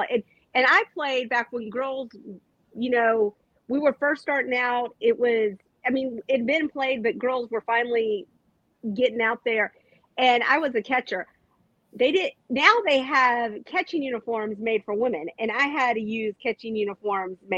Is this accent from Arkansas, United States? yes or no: no; Texas, United States; the Texan in me